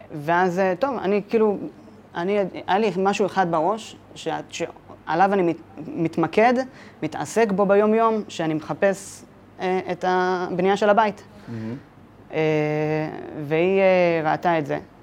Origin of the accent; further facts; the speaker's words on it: Ramat HaSharon, Tel Aviv District, Israel; אני גדלתי בשכונה קטנה ברמת השרון, אה, שכונת מורשה